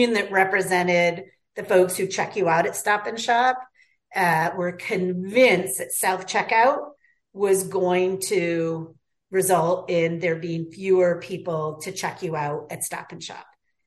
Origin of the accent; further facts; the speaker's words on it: North Adams, Massachusetts, United States; I was from North Adams, similar type school system